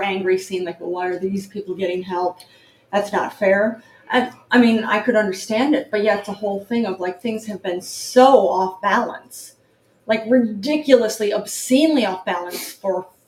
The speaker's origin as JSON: {"language": "English", "region": "New York", "country": "United States", "said": "I am a New Yorker"}